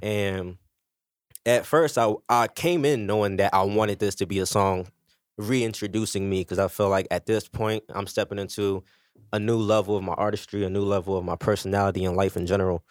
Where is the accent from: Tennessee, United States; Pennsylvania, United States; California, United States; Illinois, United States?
Pennsylvania, United States; Philadelphia; Badlands, you know, I'm from Fifth and Lehigh